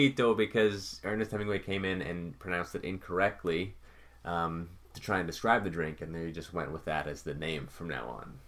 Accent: Canada; as a Canadian

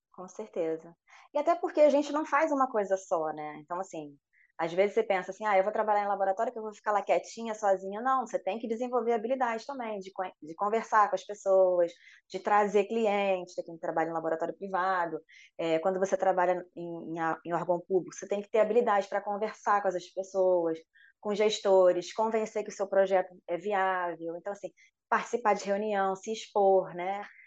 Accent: Rio de Janeiro, Brazil; accent: carioca; moved away as an adult; now in Espírito Santo, Brazil; pelo sotaque dá para ver, né? Eu sou carioca

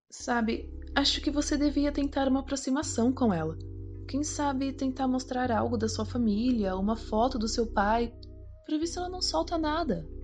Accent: Paulínia, São Paulo, Brazil; Só que eu sou de Paulínia mesmo.

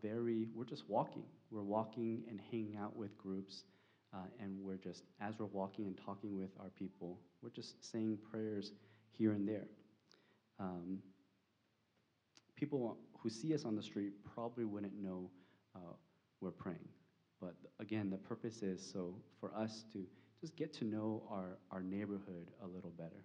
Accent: California, United States; now in Arlington, United States; I'm from California

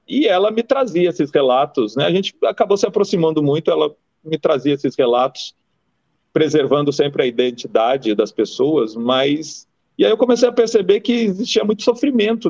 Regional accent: Rio Grande do Sul, Brazil; now in Bahia, Brazil; Eu nasci em 71 no Rio Grande do Sul, né? É um lugar muito machista, preconceituoso

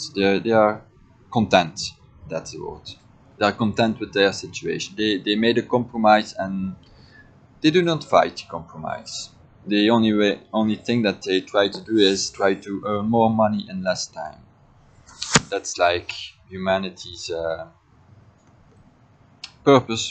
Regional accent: Belgium; I was born in Belgium

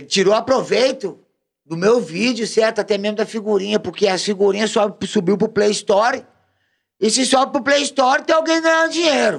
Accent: Belo Horizonte, Minas Gerais, Brazil; moved away; a minha quebrada, da onde eu vim, da onde eu sou, Praça 15 de Junho, meu escritório, porque meu escritório é na praça, ah. certo? Vila Senhor do Espaço, Complexo da Pedreira Prado Lopes, BH

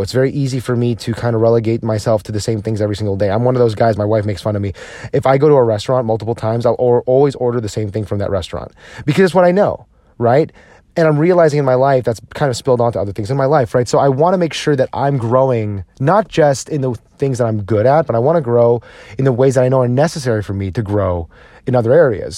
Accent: New Jersey, United States; I grew up in New Jersey

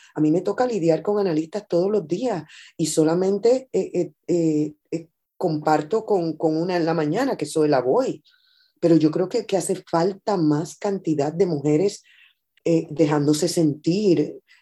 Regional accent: Puerto Rico; yo soy mayoría en mi país. Yo soy mayoría, es, es lo que más hay en Puerto Rico

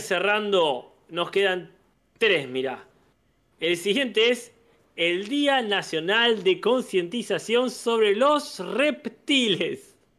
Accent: Argentina; crecí en Argentina

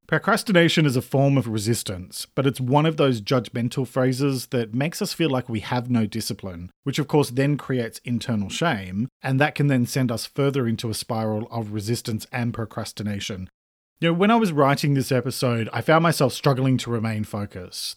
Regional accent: Australia; I'm an Australian writer and speaker

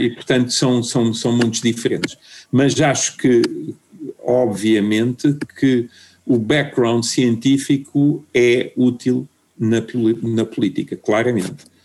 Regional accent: Portugal; moved away as an adult; also born or lived in Germany / Madeira; eu era de Portugal

